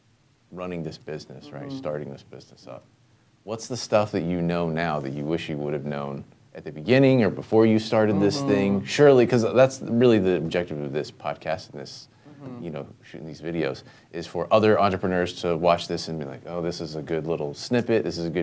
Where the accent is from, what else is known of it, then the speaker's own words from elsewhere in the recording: Oklahoma, United States; moved away; Originally, I'm from Oklahoma